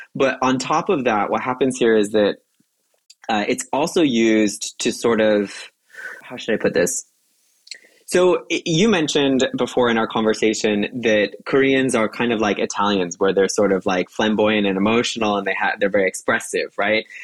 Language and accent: English; United States; as an American